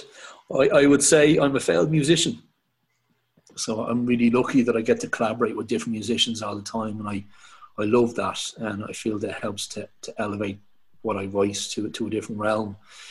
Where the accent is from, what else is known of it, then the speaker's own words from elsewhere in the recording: Dublin, Leinster, Ireland; also born or lived in Knocklyon / Tallaght; So I'm from Dublin. I am 38 now. I grew up in between Knocklyne initially, and then moved to Talla.